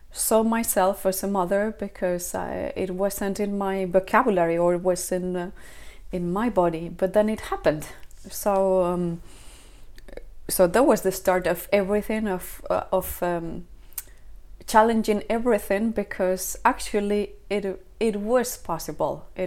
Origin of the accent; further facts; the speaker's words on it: Spain; also born or lived in south of Sweden; now in Sweden; I am uh, I am from Spain, but I'm here now in the uh, south of Sweden